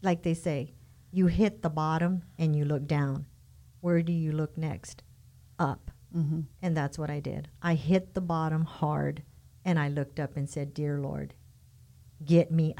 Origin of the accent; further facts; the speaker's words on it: Tucson, Arizona, United States; moved away; I was born in Tucson, Arizona.